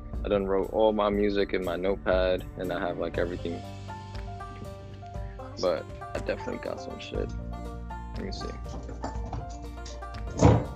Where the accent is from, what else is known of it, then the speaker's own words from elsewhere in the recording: New York City, New York, United States; I'm from Bronx, New York